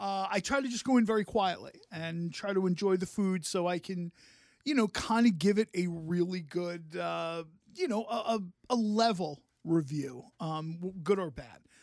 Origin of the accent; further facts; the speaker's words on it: Mount Laurel, New Jersey, United States; Mount Laurel, my hometown.